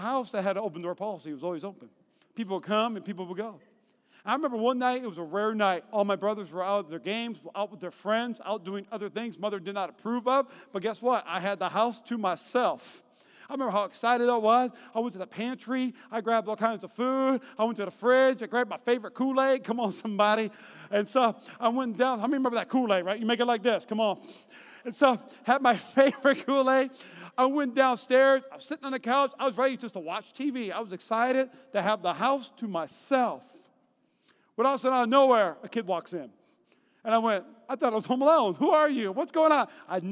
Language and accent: English; North Dakota, United States; also born or lived in Alabama / North Carolina; now in Las Vegas, United States; I grew up in North Dakota